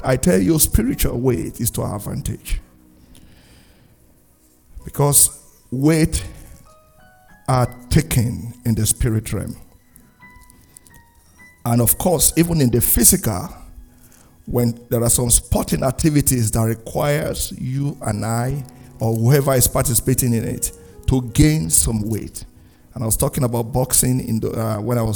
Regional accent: Nigeria; moved away as an adult; now in Canada; my home country, Nigeria

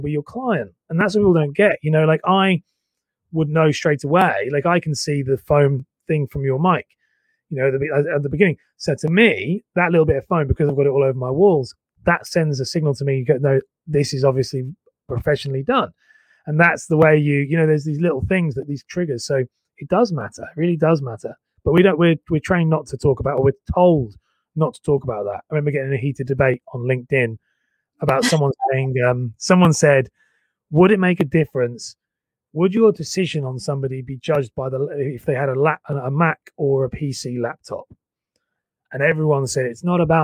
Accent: Cambridge, East of England, United Kingdom; moved away; also born or lived in London; I was living in London, but I'm from Cambridge.

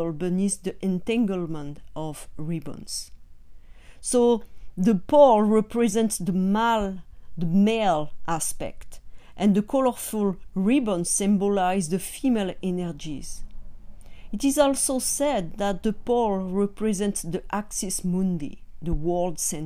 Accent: France; now in California, United States; I am from France

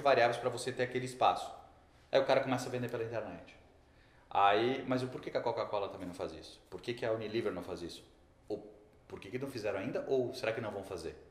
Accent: Rio Grande do Sul, Brazil; accent: gaúcho; Todo mundo já viu que eu sou gaúcho porque eu falei um bá agora

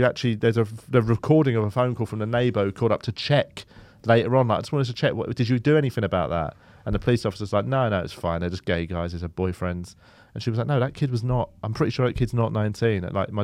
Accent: Melbourne, Victoria, Australia; born there; I was born in Melbourne.

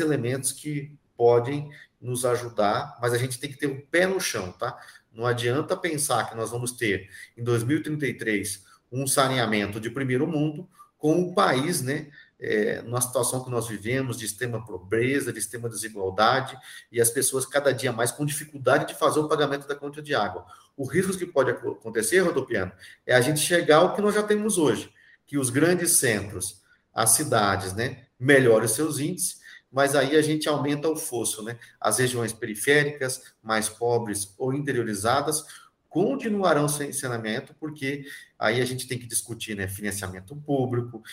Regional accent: Paraná, Brazil; eu sou do Paraná também

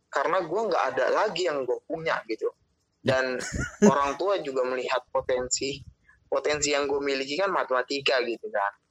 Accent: Bekasi, West Java, Indonesia; oke gue orang Batak begitu tapi memang orang tua dari kecil rantau begitu daerah dari Bekasi

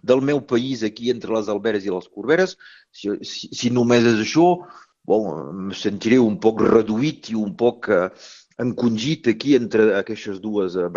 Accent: Occitania, France; Jo sóc un català del nord, vull dir, tinc coses estric, estrictament d'aquí i hi deu haver un munt de gent que deu sentir la mateixa cosa.

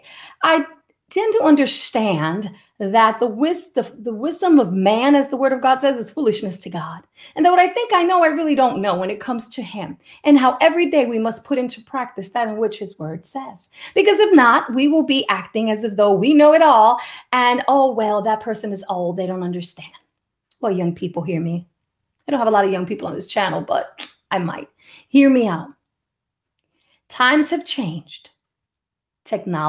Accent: New York City, New York, United States; the house where I was raised in the Bronx

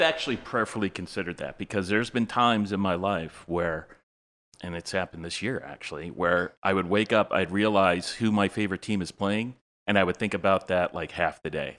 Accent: Cleveland, Ohio, United States; also born or lived in Massachusetts; I grew up in Cleveland, so I was always Indians, Cavs, Browns

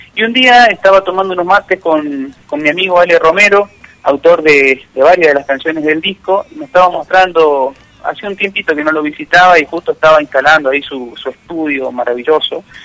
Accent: Vera, Santa Fe, Argentina; now in Buenos Aires, Argentina; Vera es, mi pueblo, está a 250 kilómetros de la capital Santa santafesina

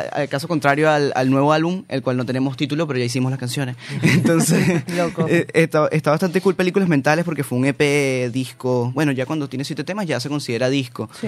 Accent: Caracas, Capital District, Venezuela; moved away as an adult; now in Buenos Aires, Argentina; Soy de Caracas

